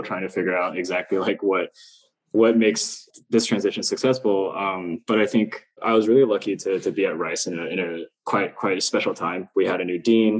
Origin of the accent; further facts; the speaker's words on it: China; moved away; also born or lived in Queens, New York, United States; my uncle was an architect when I was growing up in China